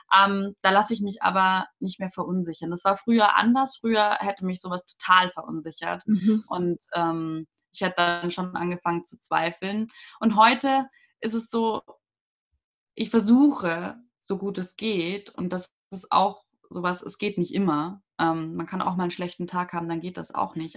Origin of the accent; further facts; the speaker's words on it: a small town north of Munich, Bavaria, Germany; Also ich komme ja nicht direkt aus München, ich komme aus dem Norden, aus einer kleinen Stadt davor